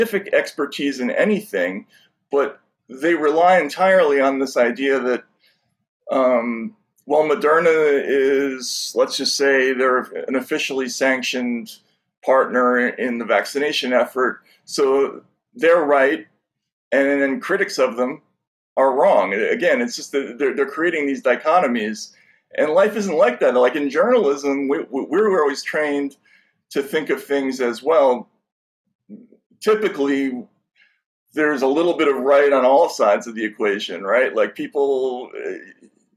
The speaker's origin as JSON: {"language": "English", "country": "United States", "said": "we have a very unique tradition with speech in this country, and it's something that was taught to all of us at a very young age"}